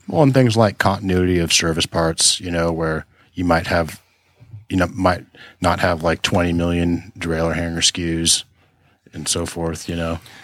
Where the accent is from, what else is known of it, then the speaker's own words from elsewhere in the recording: Tustin, California, United States; when I was a kid growing up around Tustin, California